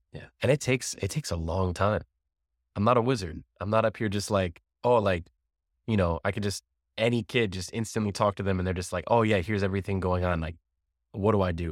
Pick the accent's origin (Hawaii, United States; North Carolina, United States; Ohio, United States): Ohio, United States; also born or lived in Amherst, Ohio; I grew up here in Laredo, Ohio. Grew up also in Amherst. And I've been here my whole life